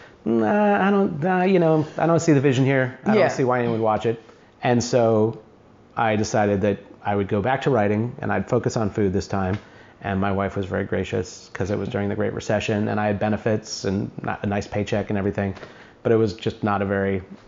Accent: Greene, New York, United States; I was born in New York City, and then we moved to a small town in western New York called Greene

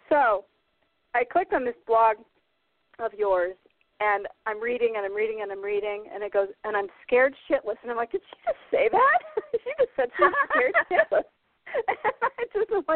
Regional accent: Iowa and Minnesota, United States; moved away as an adult; also born or lived in California; now in Maine, United States; I was raised in Iowa and Minnesota, and I was living in Minnesota at the time.

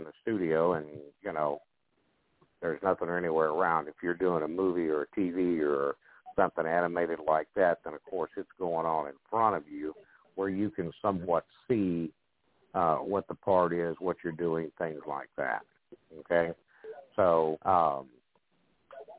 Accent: the South, United States; growing up as a child in the South

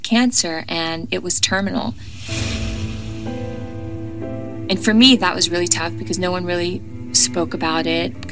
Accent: the South, United States; I am from the South.

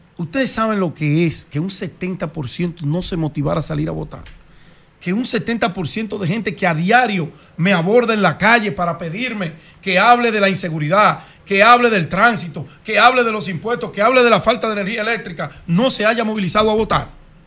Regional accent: Dominican Republic; Yo como buen dominicano

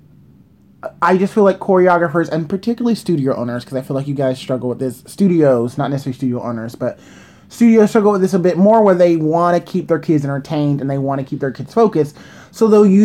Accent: New York City, New York, United States; I'm a New Yorker

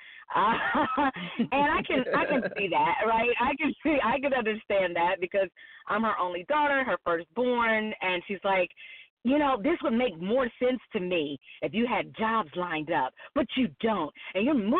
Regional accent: Cincinnati, Ohio, United States; moved away as an adult; now in Atlanta, United States; born and raised in Cincinnati, lived 5 minutes from my job, 8 minutes from my mother

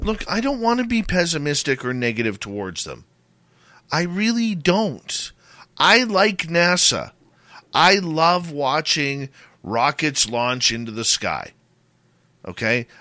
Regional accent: Abbotsford, British Columbia, Canada; the Abbotsford Air Show, my hometown.

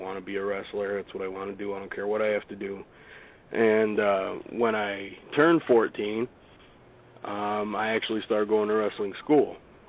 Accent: Amsterdam, New York, United States; I'm born and raised in Amsterdam here, so in Schenectady, which is about 10-15 minutes away from Amsterdam.

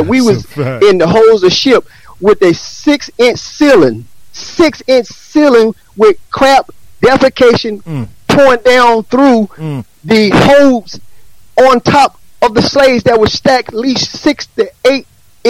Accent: Atlanta, Georgia, United States; also born or lived in New Jersey; I grew up in Atlanta. I grew up in Jersey, and I grew up in the 60s, because I'm a 60 baby. I was born in 61.

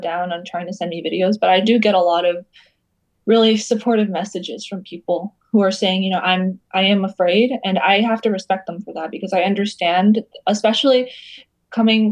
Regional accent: United States; growing up in the United States

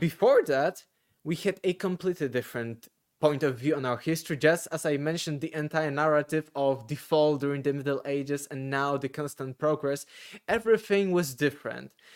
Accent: Poland; English is a second language; I am selling a lot of those books here in Poland, because I'm from Poland.

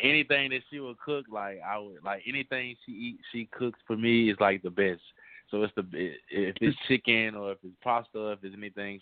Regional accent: Monroe, Louisiana, United States; I'm from Monroe, Louisiana

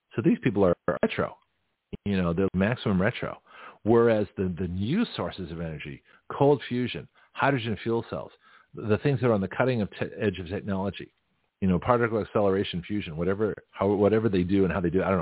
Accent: Toronto, Ontario, Canada; moved away; also born or lived in San Francisco; from Toronto, my hometown

